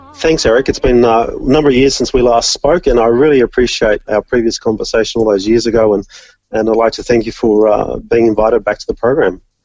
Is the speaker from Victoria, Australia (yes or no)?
no; Orange, New South Wales, Australia; moved away as an adult; now in Vanuatu; I loved growing up in Orange